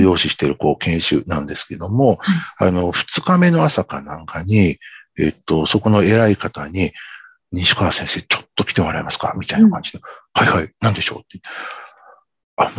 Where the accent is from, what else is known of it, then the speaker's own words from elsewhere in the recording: Tokyo, Japan; 僕はこう東京出身